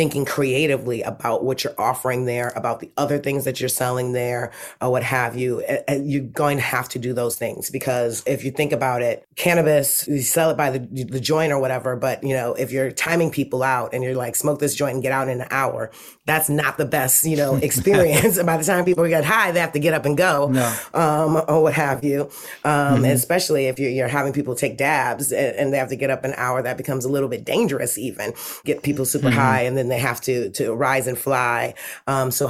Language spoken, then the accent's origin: English; Detroit, Michigan, United States; now in Los Angeles, United States; I grew up in Detroit in the 80s.